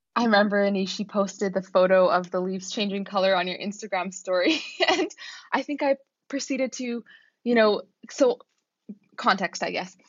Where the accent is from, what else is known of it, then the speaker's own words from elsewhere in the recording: Vancouver, British Columbia, Canada; moved away as an adult; now in Oxford, United Kingdom; I come from Vancouver though, so we're on the west coast of Canada